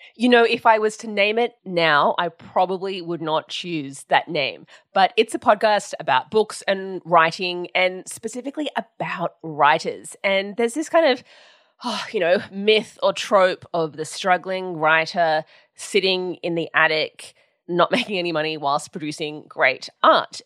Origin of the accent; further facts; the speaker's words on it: Sydney, New South Wales, Australia; I grew up in Sydney, in New South Wales, um, in Balmain